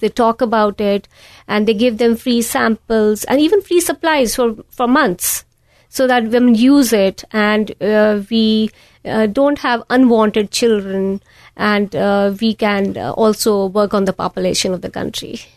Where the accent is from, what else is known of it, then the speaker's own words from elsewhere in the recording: India; moved away as an adult; also born or lived in New York; now in United States; I was born and raised in a small town in the foothills of Himalayas